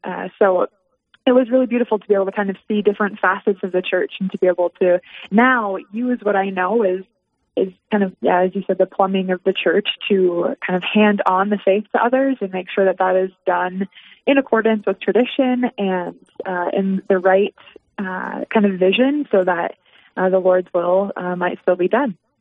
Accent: Dickinson, North Dakota, United States; now in Rapid City, United States; I grew up in Dickinson, North Dakota

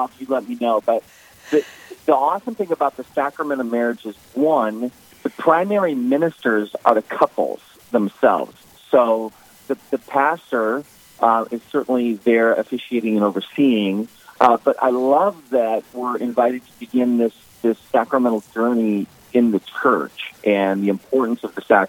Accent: the Dakotas, United States; now in New York, United States; as a kid growing up in the Dakotas

